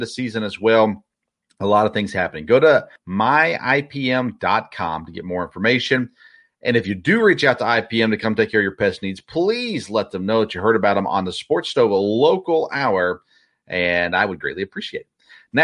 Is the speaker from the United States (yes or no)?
yes; Murfreesboro, Tennessee, United States; now in Richmond, United States; I grew up in Murfreesboro, Tennessee